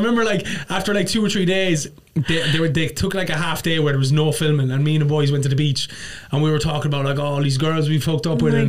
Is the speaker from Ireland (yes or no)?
yes; Ireland; now in New York, United States; Irish and I live in New York.